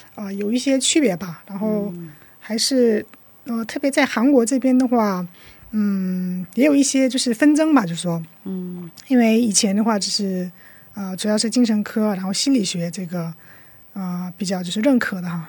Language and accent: Chinese; Shenyang, Liaoning, China; now in South Korea; 我来自中国辽宁省沈阳市。哦。啊，现在在韩国工作，然后呢，又在学习这个心理商谈